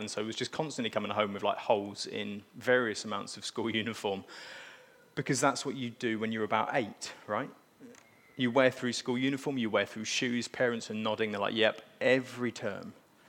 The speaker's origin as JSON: {"language": "English", "region": "East of England", "country": "United Kingdom", "tie": "born or raised there", "lives_now": "Scunthorpe, United Kingdom", "said": "So I grew up in South Cambridgeshire, because you'll recognise that my accent's not from Scunthorpe, and as Elena said, we're recent migrants to the area."}